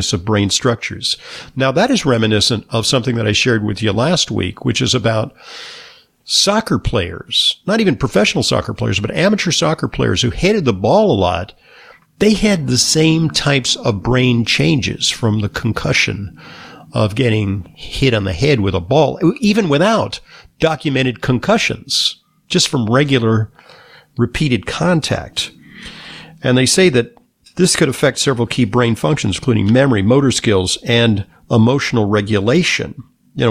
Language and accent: English; Southern California, United States; also born or lived in Northeast United States; now in Northeast, United States; I grew up in Southern California